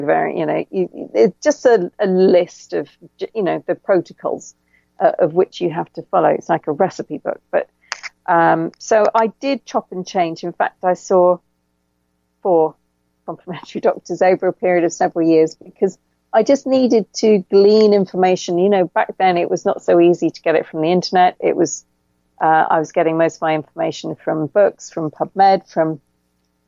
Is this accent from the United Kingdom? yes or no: yes; England, United Kingdom; accent: English; It's my English accent.